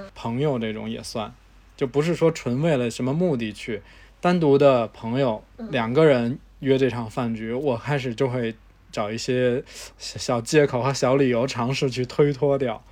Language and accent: Chinese; China; 我们中国人的习惯